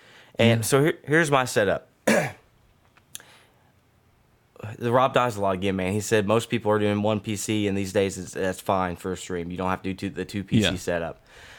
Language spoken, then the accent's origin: English; Australia; I'm Aussie